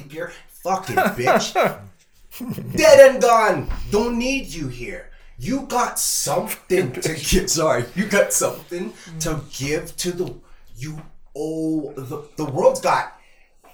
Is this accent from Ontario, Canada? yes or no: yes; Toronto, Ontario, Canada; also born or lived in Calgary; I am from Toronto, and I ride public transit. My dad worked for the TTC